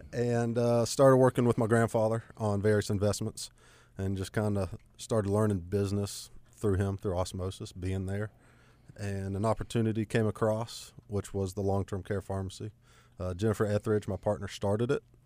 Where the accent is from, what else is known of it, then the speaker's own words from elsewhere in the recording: Gastonia, North Carolina, United States; also born or lived in Cramerton, North Carolina; born and raised in Gastonia. Uh, didn't get very far living in Cramerton now.